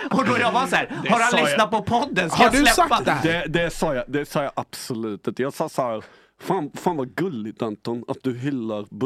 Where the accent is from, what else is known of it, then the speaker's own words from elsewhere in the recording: Arvika, Värmland, Sweden; Men jag är inte från Stockholm eh, alltså.